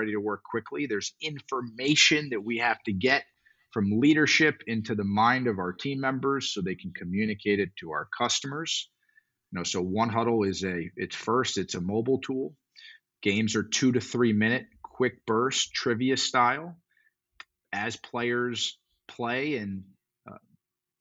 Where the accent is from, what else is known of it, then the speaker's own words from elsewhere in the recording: South Florida, United States; I grew up in South Florida